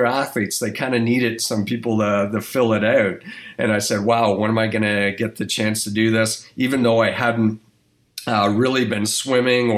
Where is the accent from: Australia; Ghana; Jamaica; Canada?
Canada; Toronto, Ontario; moved away as an adult; also born or lived in New Mexico, United States; a kid growing up in Toronto, Canada, and moving on to the States